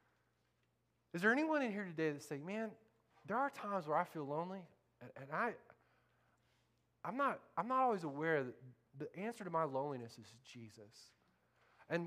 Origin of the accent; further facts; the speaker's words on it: Central Florida, United States; moved away; I grew up in Central Florida with a bunch of rednecks that think the Civil War's still going on